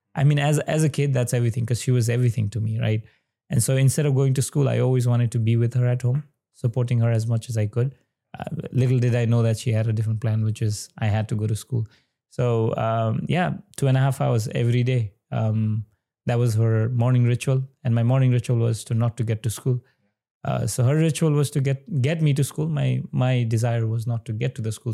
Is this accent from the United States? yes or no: no; Sankhuwasabha, eastern Nepal, Koshi Province, Nepal; i was born in uh, the eastern part of nepal uh, district called sankwa mm-hmm. and my village would specifically be chiraite